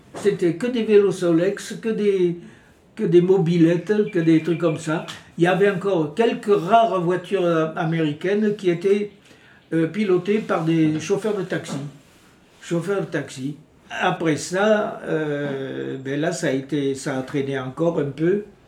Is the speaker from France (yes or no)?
yes; France; moved away as an adult; also born or lived in New Caledonia; now in Maré, New Caledonia; j'ai quitté la France euh, au mois de février 1954. J'ai quitté la France tout simplement parce que mes parents qui tenaient un, commerce de, de vins spiritueux